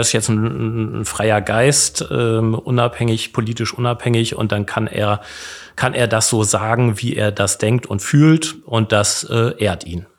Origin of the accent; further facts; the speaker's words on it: Bremen, Germany; Ich bin übrigens selbst gebürtiger Bremer